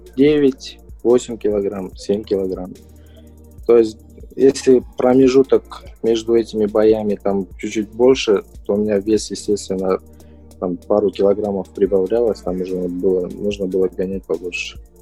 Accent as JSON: {"language": "Russian", "country": "Kazakhstan", "said": "мы, казахи, казахстанцы"}